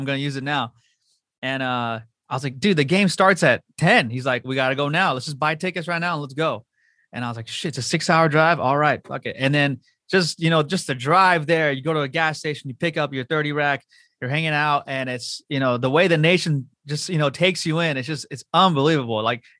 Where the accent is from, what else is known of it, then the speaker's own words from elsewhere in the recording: Southern California, United States; I'm from Southern California